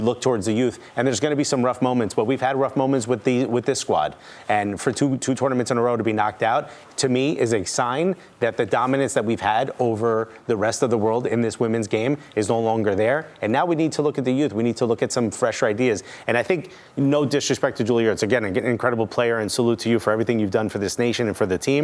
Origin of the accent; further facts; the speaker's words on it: Newark, New Jersey, United States; Growing up in Newark